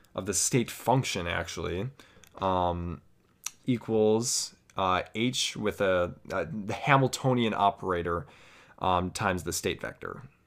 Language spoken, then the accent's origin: English; United States; I am from the United States